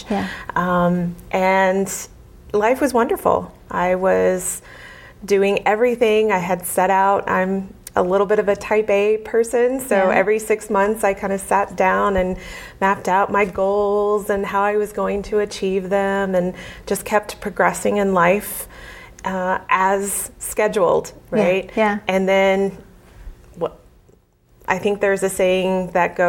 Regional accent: Muskogee, Oklahoma, United States; moved away as an adult; also born or lived in Springfield, Massachusetts; I'm originally from Oklahoma

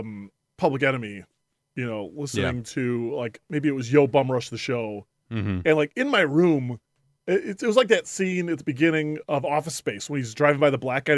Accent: Illinois, United States; so I grew up in the Chicago suburbs, and we went to this school field trip for like eighth grade senior day or whatever.

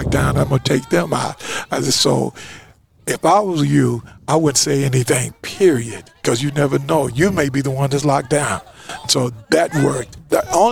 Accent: Louisiana, United States; moved away as an adult; now in California, United States; I came from Louisiana

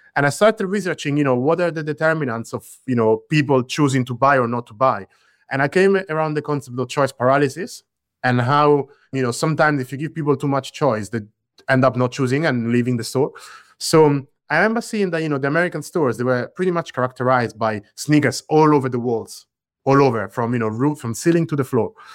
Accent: central Italy, Italy; I grew up in Italy, bear in mind, but I grew up in the center of Italy.

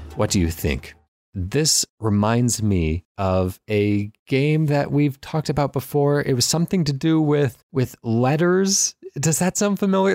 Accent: United States; as an American

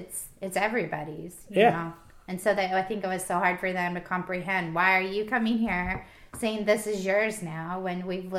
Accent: California, United States; growing up in California, I've only lived here.

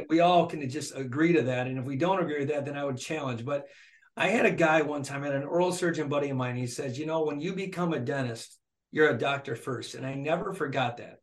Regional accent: Flint, Michigan, United States; born and raised in Flint, Michigan by a single mom

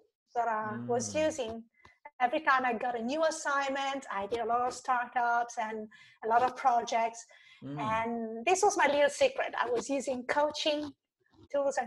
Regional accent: Italy; I grew up in Italy with a very classical education system

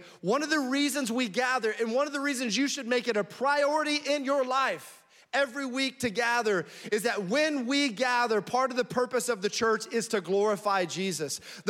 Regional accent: Frankfurt, Hesse, Germany; born there; moved away; also born or lived in Florida / Alabama / North Carolina / Tennessee; I was born in Frankfurt, Germany, moved to Florida, lived in Alabama and North Carolina, Tennessee.

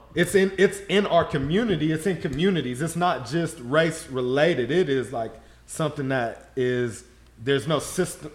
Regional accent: Shreveport, Louisiana, United States; I grew up in Shreveport, Louisiana

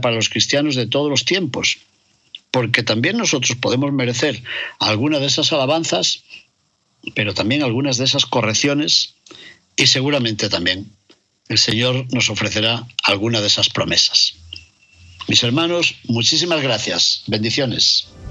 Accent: León, Castile and León, Spain; en el Panteón de los Reyes de León, en la Colegiata de San Isidoro, en mi ciudad natal

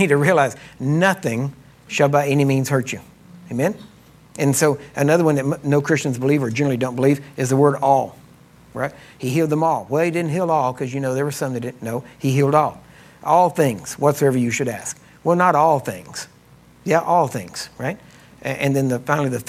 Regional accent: Texas, United States

